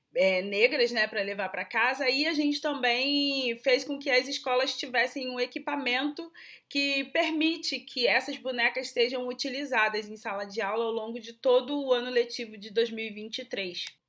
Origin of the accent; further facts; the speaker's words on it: Rio de Janeiro, Brazil; eu sou do Rio de Janeiro